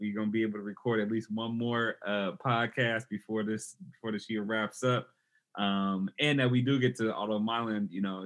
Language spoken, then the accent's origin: English; Oakland, California, United States; I'm from Oakland